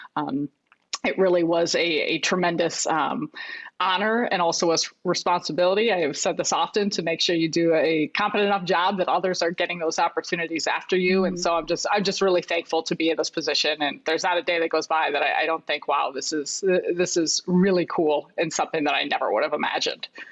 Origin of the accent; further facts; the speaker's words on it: Chicago, Illinois, United States; I grew up in Chicago.